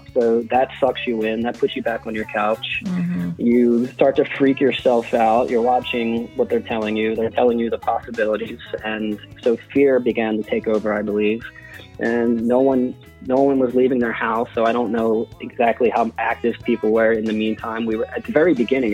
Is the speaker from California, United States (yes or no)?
no; Hatboro, Pennsylvania, United States; grew up in a house in Hatboro